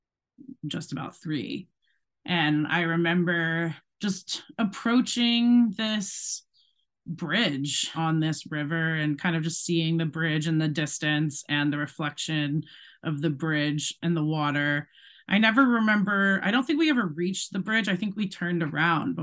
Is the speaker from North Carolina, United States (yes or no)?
yes; Charlotte, North Carolina, United States; also born or lived in Connecticut / Ohio / Brooklyn, New York; now in Ohio / Brooklyn, New York, United States; I was born in Connecticut, but when I was three, I moved to Charlotte, North Carolina